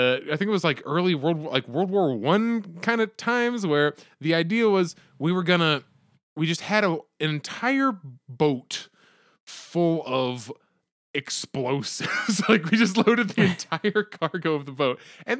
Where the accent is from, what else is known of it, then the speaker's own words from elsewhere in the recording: Conneautville, Pennsylvania, United States; I'm from Conneautville.